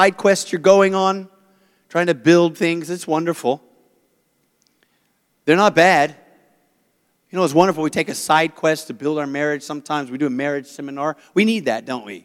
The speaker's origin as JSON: {"language": "English", "country": "South Africa", "moved": "yes", "lives_now": "United States", "said": "I'm South African"}